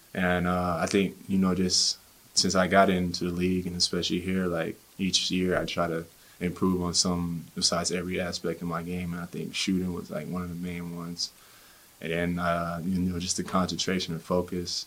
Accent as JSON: {"language": "English", "town": "Killeen", "region": "Texas", "country": "United States", "tie": "born or raised there", "moved": "yes", "lives_now": "Salt Lake City, United States", "said": "being from Killeen"}